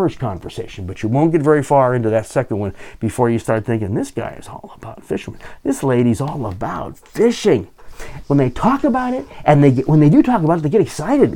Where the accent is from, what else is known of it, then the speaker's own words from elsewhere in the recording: Southern California, United States; also born or lived in Pacific Northwest; now in Alaska, United States; I grew up in Southern California.